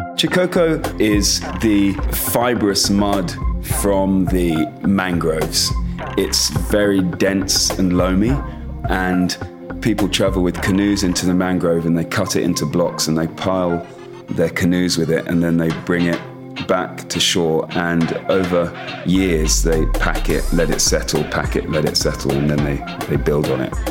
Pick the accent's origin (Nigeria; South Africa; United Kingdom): Nigeria; now in Port Harcourt, Nigeria; I grew up in Nigeria, went to my mother's school. My mother was English but moved over here when she was 22 with my father, who was Nigerian.